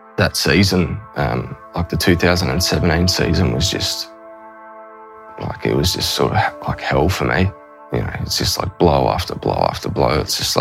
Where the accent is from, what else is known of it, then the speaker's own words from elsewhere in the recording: Queensland, Australia; also born or lived in Yarrawonga, Victoria; I was born in Yarrawonga, so little country town there on the border of New South Wales and Victoria. And grew up there till I was five, and Mum and Dad moved to Queensland